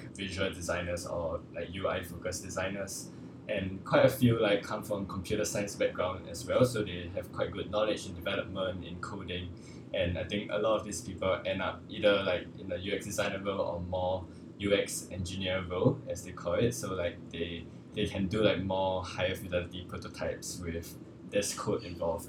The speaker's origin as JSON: {"language": "English", "country": "Singapore", "tie": "born or raised there", "also_born_or_lived": "London", "said": "I grew up in Singapore like all my life, so I just spent like a few years in London"}